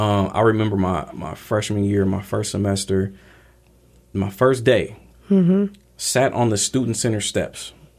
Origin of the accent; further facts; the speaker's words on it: Portland, Oregon, United States; growing up in Portland, grew up in Northeast